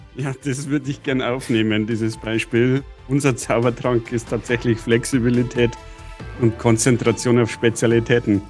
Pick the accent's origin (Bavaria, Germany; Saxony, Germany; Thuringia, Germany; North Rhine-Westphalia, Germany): Bavaria, Germany; accent: Bavarian dialect; ich als Bayer, Sie hören das auch in meinem Dialekt